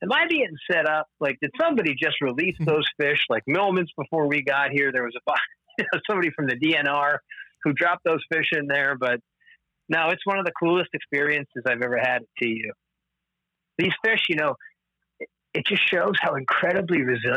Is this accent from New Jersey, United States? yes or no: yes; New Jersey, United States; moved away; also born or lived in Vermont; I grew up in New Jersey